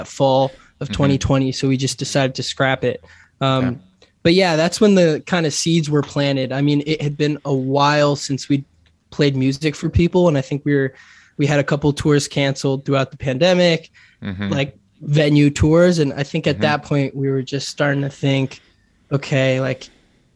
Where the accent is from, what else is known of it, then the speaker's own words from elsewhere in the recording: France; also born or lived in San Francisco, California; now in Los Angeles, United States; I was born in France